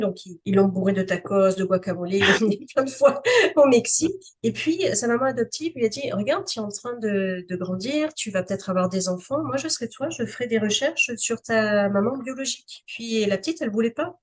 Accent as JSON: {"language": "French", "country": "Canada", "said": "je suis, je suis canadienne"}